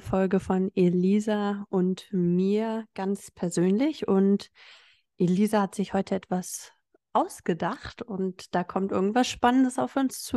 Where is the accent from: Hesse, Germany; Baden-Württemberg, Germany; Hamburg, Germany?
Hamburg, Germany; moved away as an adult; also born or lived in Berlin; Ich kam jetzt nicht aus einer Kleinstadt, ich bin aus Hamburg gekommen